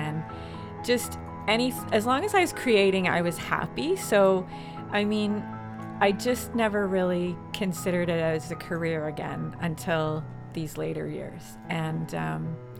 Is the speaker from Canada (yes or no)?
yes; Southern Ontario, Canada; moved away as an adult; also born or lived in Saskatchewan; now in Sault Ste. Marie, Canada; My husband and I are both from Southern Ontario, and we moved to the prairies with our four kids